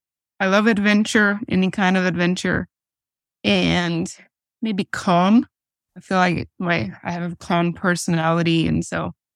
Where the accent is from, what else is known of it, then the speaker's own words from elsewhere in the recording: Aarhus, Central Denmark Region, Denmark; We are both from Aarhus Vineyard, so the main part of Denmark called Jutland, and the city is called Aarhus.